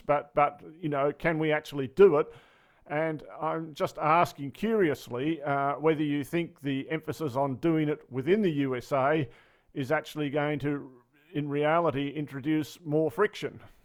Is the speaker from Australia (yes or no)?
yes; Australia; speaking as an Australian